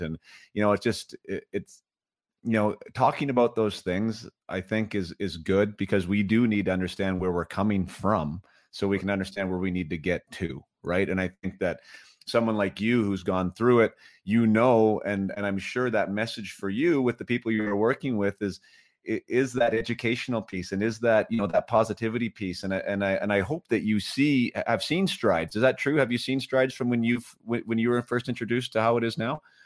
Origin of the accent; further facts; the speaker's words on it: Vernon, British Columbia, Canada; I'm from Vernon, B C, lived in Vernon, B C.